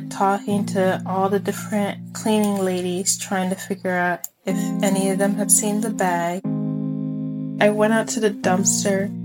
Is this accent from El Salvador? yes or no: no; Mexico; also born or lived in Texas; now in United States; oh, yeah, I grew up in Mexico, but I was born in Texas